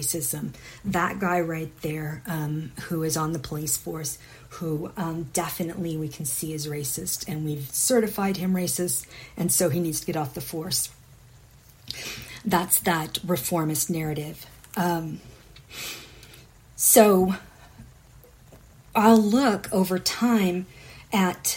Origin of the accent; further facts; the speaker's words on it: McKinney, Texas, United States; McKenning, my hometown